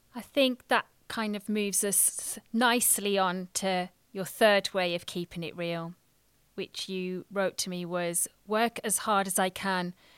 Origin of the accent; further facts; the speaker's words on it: England, United Kingdom; I'm British Indian